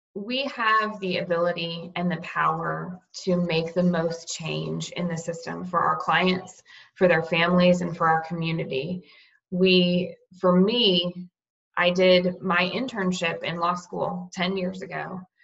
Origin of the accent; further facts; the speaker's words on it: Cape Coral, Florida, United States; now in Tallahassee, United States; In Cape Coral, Florida. It's down near um, on the Gulf Coast near Fort Myers.